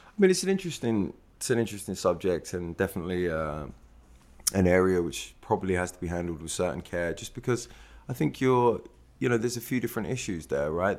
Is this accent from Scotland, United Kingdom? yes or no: no; Stevenage, East of England, United Kingdom; moved away as an adult; also born or lived in New York; I'm from, I grew up in Stevenage in Hertfordshire